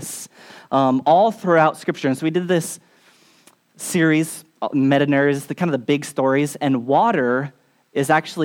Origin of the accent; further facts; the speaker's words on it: Hilo, Hawaii, United States; moved away as an adult; also born or lived in Pacific Northwest; I grew up in Hilo, Hawaii, the Big Island.